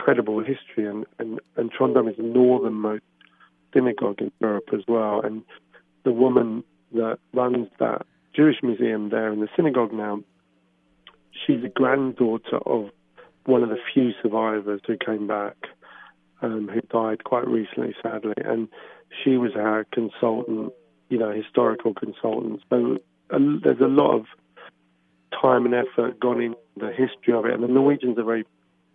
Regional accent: England, United Kingdom; as an English person going to Norway

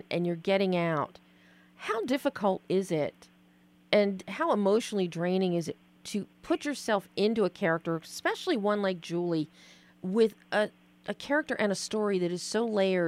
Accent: Philadelphia, Pennsylvania, United States; I'm from Philly

